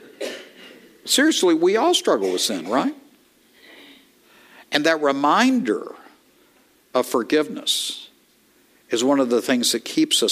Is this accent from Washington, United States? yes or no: no; East Texas, United States; I am from East Texas